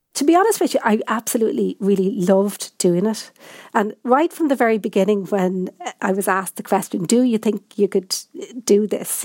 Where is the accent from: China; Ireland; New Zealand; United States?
Ireland; Dublin, Leinster; I come from Dublin